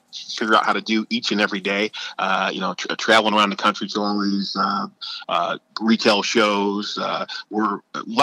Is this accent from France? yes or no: no; outside of Cleveland, Ohio, United States; my hometown outside of Cleveland